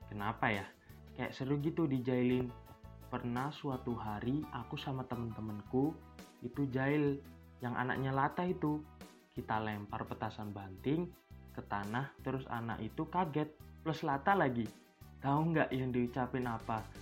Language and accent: Indonesian; Sidoarjo, East Java, Indonesia; Aku tuh lulusan dari SD Pucang di Sidoarjo. Mungkin warga Sidoarjo ngerti lah, bisa ditebak di mana posisi SD ku berada.